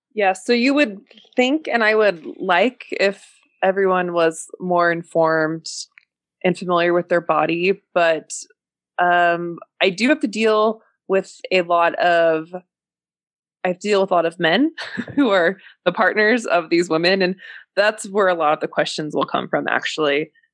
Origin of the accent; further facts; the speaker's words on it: San Francisco, California, United States; moved away; also born or lived in Utah; I grew up in San Francisco